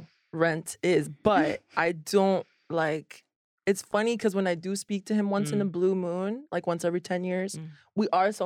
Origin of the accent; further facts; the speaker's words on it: Orlando, Florida, United States; also born or lived in Miami; Orlando and Miami.